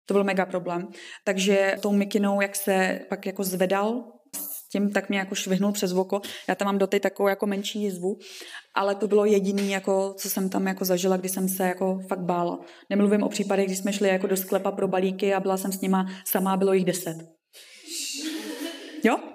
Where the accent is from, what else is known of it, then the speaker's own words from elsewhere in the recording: Ústí, Czechia; Já jsem z Ústí, takže mě, mě je dobře vlastně kdekoliv.